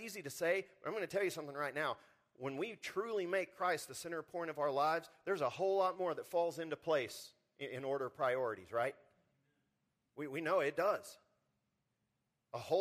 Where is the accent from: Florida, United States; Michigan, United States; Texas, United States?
Texas, United States; Texas Panhandle, United States; moved away as an adult; also born or lived in Spokane, Washington; I grew up in the Texas panhandle where the wind blows constantly.